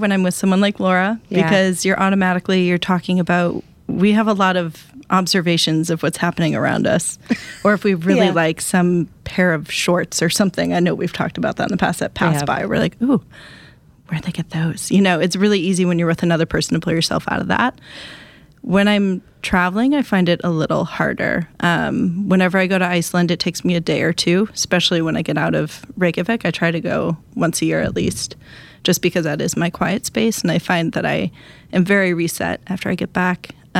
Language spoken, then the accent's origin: English; Wisconsin, United States; I'm trying to think, I'm from Wisconsin.